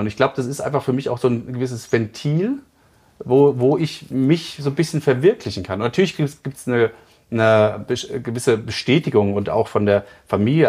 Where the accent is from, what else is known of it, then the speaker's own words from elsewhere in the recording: Frankfurt, Hesse, Germany; now in Chiemgau, Germany; ich komme aus Frankfurt ursprünglich